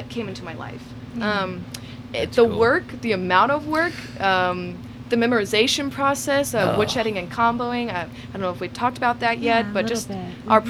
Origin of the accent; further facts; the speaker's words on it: Dallas, Texas, United States; also born or lived in Amarillo, Texas; I'm originally from Dallas